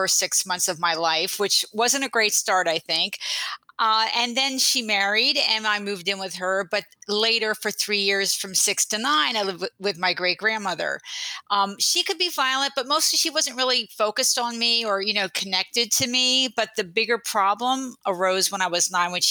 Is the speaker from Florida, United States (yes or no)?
no; New Jersey, United States; moved away as an adult; now in San Francisco Bay Area, United States; I grew up in New Jersey, but I went to Berkeley for college and later law school, and I just never left this beautiful place